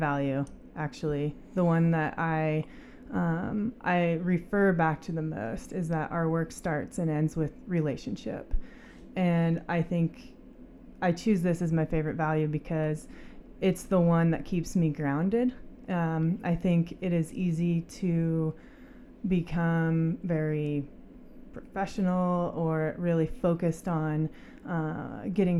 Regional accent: Coeur d'Alene, Idaho, United States; moved away as an adult; also born or lived in Utah / Colorado / Australia; I grew up in Coeur d'Alene, born and raised

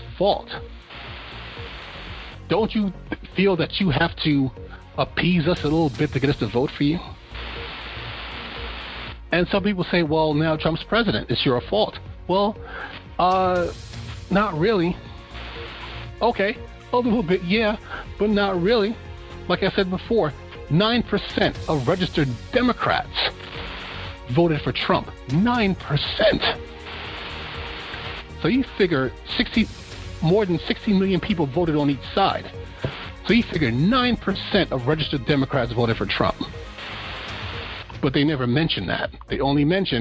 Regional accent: New York, United States; I'm from New York

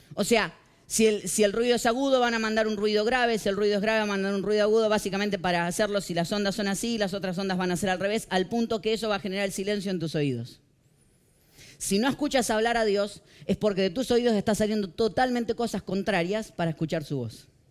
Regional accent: Morón, Buenos Aires Province, Argentina; Yo vengo de la ciudad de Morón, en Buenos Aires, Argentina

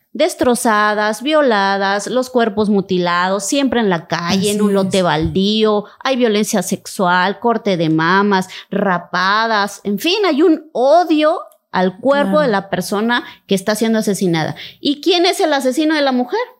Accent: Cintalapa, Chiapas, Mexico; en mi pueblo amadísimo. Yo nací en Cintalapa

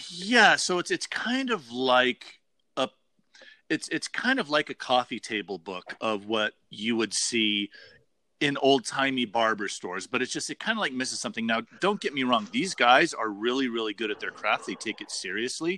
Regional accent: Las Vegas, Nevada, United States; myself growing up in Las Vegas when I was a kid, like really, really young.

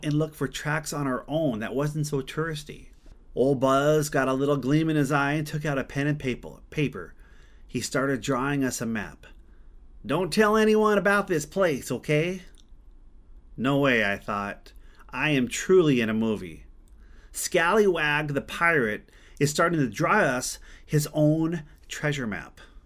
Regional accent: Glendive, Montana, United States; my hometown of Glendive, Montana

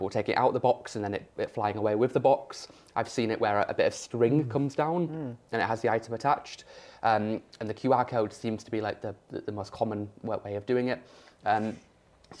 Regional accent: York, Yorkshire and the Humber, United Kingdom; I'm from York, right? Rural area.

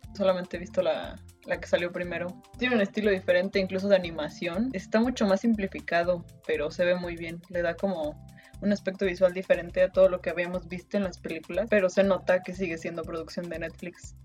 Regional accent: Mexico

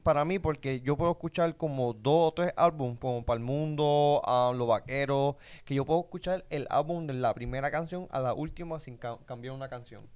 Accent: Puerto Rico; nosotros somos puertorriqueños

